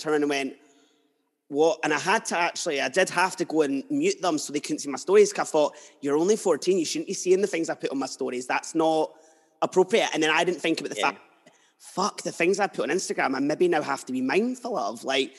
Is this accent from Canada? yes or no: no; Edinburgh, Scotland, United Kingdom; now in Fife, United Kingdom; And I'm from Edinburgh like you, but I moved here.